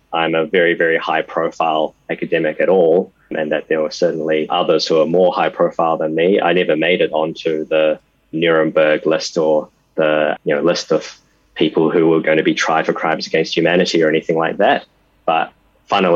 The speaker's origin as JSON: {"language": "English", "country": "New Zealand", "tie": "born or raised there", "said": "I was born in New Zealand and my parents are Taiwanese"}